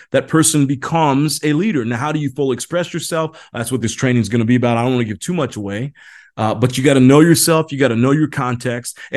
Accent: Indiana, United States; moved away; I grew up in Indiana, basketball, Hoosier country

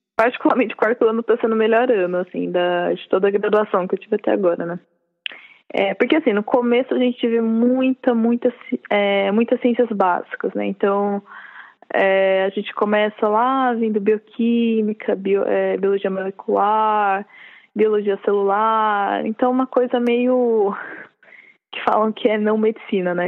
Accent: São Bernardo do Campo, São Paulo, Brazil; moved away as an adult; now in São Paulo, Brazil; eu sou de São Bernardo

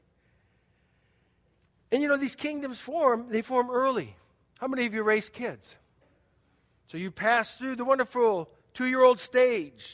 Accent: United States; I'm an American

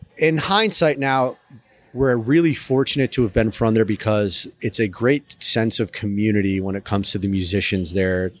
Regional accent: Milford, Connecticut, United States; now in New Orleans, United States; I grew up in a city called Milford, Connecticut, which is right outside New Haven

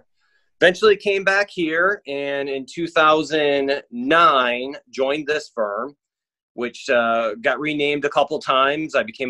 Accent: Midwest, United States; moved away as an adult; also born or lived in Greenville, South Carolina; now in Florida, United States; I'm a Midwesterner, came down here in 2000.

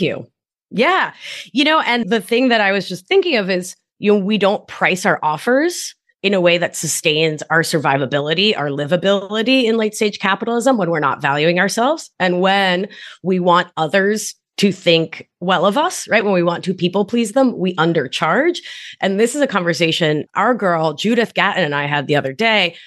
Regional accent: Providence, Rhode Island, United States; born or raised there; also born or lived in Argentina

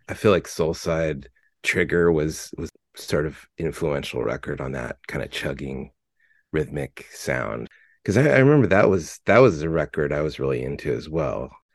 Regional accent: Fullerton, California, United States; I'm from Fullerton, California

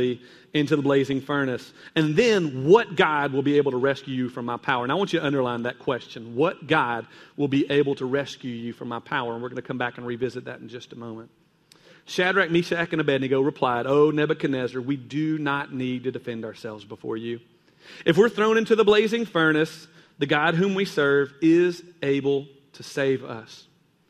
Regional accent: Kentucky, United States; I was growing up in Kentucky, and there's a lot of caves there.

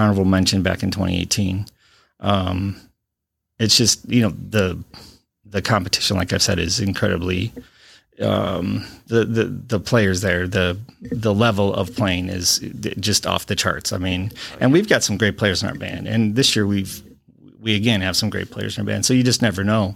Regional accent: Watertown, Wisconsin, United States; also born or lived in Illinois; now in Beloit, United States; I am a Wisconsin native. I've been, um, I'm from Watertown, Wisconsin

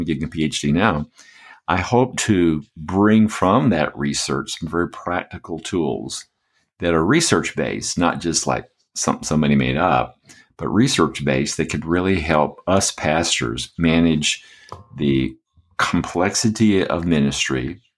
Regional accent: Atlanta, Georgia, United States; also born or lived in Michigan / Birmingham; Well, I was born in Atlanta, and my parents lived there a while. We went to the northern part, to Michigan of the States. But mostly I've lived in the South, in Birmingham, and lived in the Atlanta area, went to school there, went to Georgia Tech

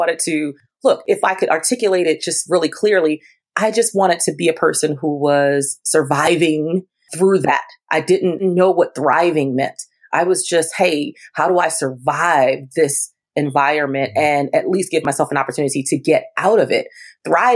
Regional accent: Baltimore, Maryland, United States; I was born and raised in Baltimore, Maryland

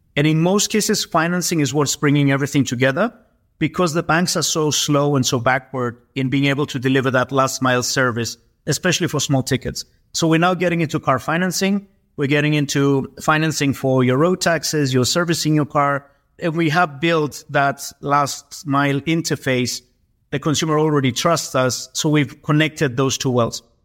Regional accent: Cyprus; we're both from Cyprus, but not even from Greece

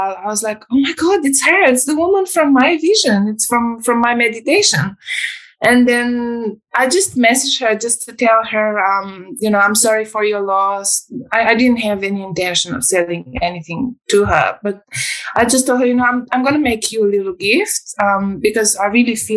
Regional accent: Romania; moved away; I come from Romania. I was born in 1986, which is communist Romania

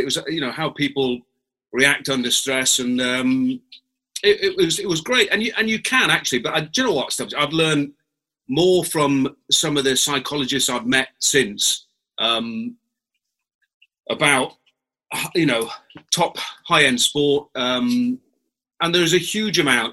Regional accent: England, United Kingdom; as an Englishman.

